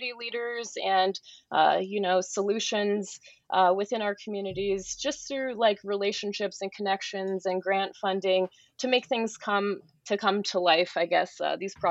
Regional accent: rural central Minnesota, United States; I am originally from Minnesota. I grew up in rural central Minnesota.

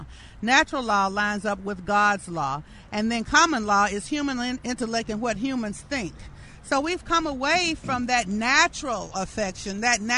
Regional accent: Birmingham, Alabama, United States; also born or lived in Atlanta, Georgia; You know, I was born in Atlanta, Georgia in 1951, moved to Birmingham with A.D. King, civil rights leader, brother Martin Luther King, and my mama Naomi, who's here with me.

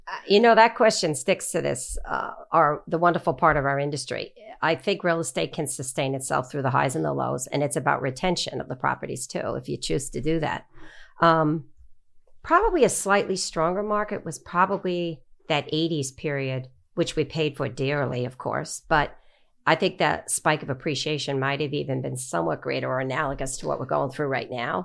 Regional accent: Long Island, New York, United States; I grew up on Long Island

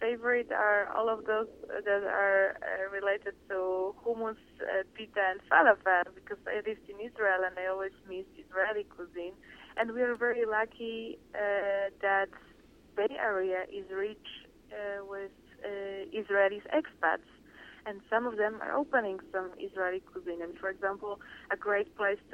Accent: Poland; now in San Francisco, United States; I'm from Poland

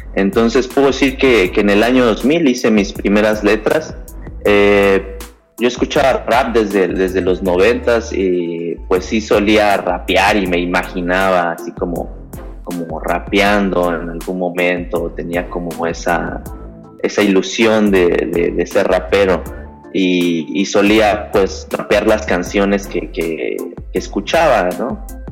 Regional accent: Mexico City, Mexico; yo soy de la Ciudad de México, esto al centro de la República Mexicana

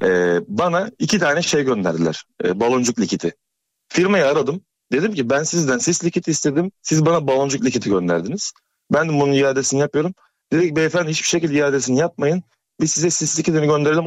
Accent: Söke, Aydın, Turkey; ben Söke'liyim

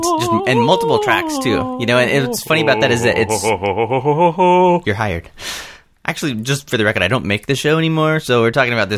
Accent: Southern California, United States; Southern California, kind of all around.

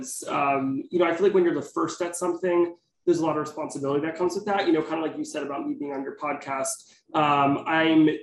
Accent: Teaneck, New Jersey, United States; moved away as an adult; also born or lived in Manhattan, New York; now in New York City, United States; I'm from Teaneck, New Jersey. I currently live in Manhattan.

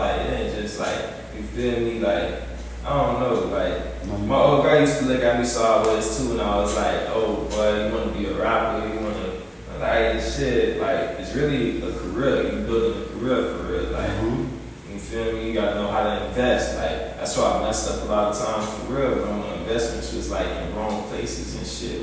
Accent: Homestead, Florida, United States; now in Miami, United States; I'm from down there too

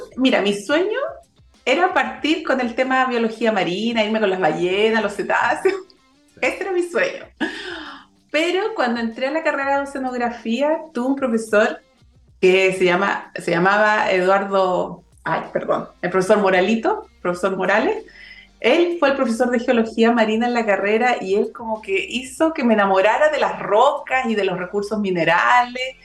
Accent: Santiago, Santiago Metropolitan Region, Chile; moved away; also born or lived in Valparaíso Region; soy oriunda de Santiago. Nací y crié en Santiago

